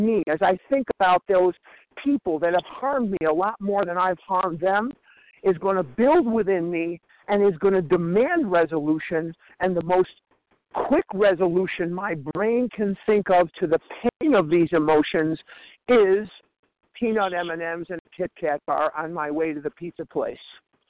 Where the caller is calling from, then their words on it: Scottsdale, Arizona, United States; I'm calling from Scottsdale, Arizona.